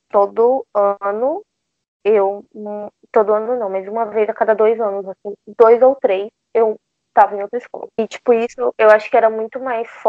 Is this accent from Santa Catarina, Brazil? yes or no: no; Salvador, Bahia, Brazil; now in São Paulo, Brazil; eu tenho 23 anos, eu moro em São Paulo hoje, mas eu sou de Salvador.